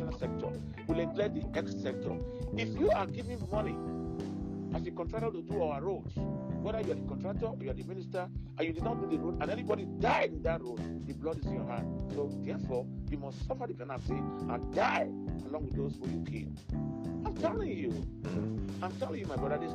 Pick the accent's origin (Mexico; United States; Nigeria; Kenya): Nigeria; also born or lived in Canada